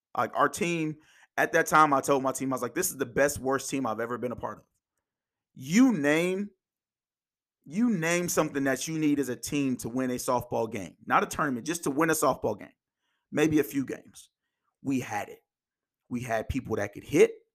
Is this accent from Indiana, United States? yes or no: yes; Indiana, United States; also born or lived in Kansas; I was born in Kansas. I moved to Indiana when I was about five or six